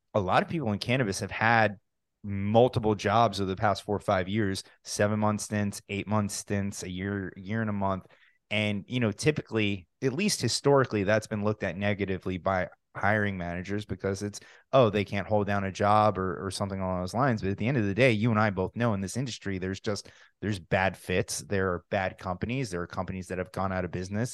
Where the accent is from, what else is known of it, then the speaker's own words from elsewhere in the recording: New Jersey, United States; now in Florida, United States; I'm from New Jersey originally